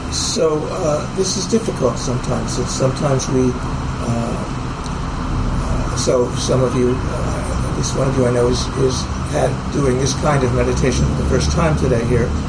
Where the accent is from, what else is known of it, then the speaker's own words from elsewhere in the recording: Pittsburgh, Pennsylvania, United States; moved away as an adult; also born or lived in San Francisco Bay Area; I grew up in Pittsburgh